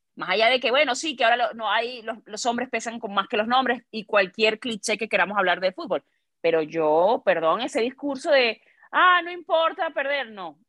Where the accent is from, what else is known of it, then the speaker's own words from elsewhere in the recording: Venezuela; now in Mexico; también soy venezolana